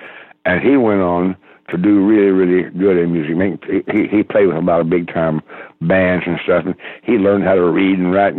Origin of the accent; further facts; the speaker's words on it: Fayetteville, Arkansas, United States; my hometown University of Arkansas is in Fayetteville, Arkansas.